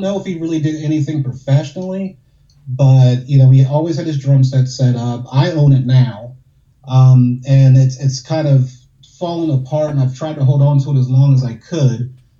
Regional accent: New Orleans, Louisiana, United States; I'm from New Orleans, so you got the Mardi Gras parades

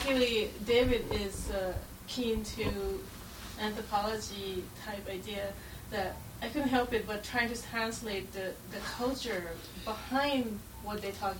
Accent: Thailand; now in United States; I grew up in Thailand

